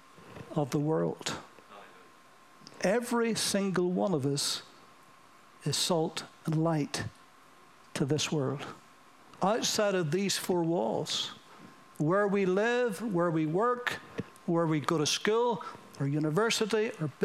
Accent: United Kingdom

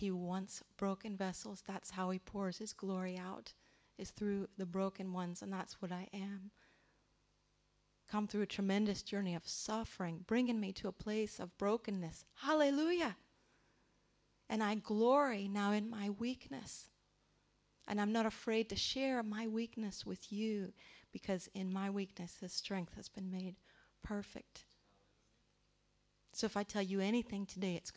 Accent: United States; moved away; I grew up in the Church of England in America, which we call the Episcopal Church

